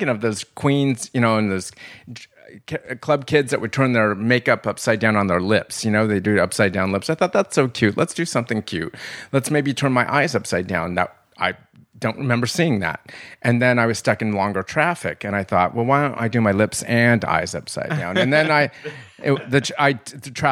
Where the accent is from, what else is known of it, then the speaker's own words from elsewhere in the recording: Lakewood, California, United States; also born or lived in Los Angeles; I grew up in Lakewood, California, which was, it's just about 30 minutes outside of the Los Angeles